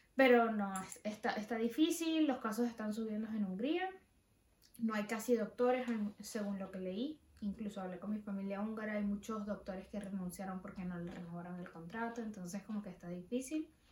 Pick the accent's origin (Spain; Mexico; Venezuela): Venezuela; moved away as an adult; me fui de Venezuela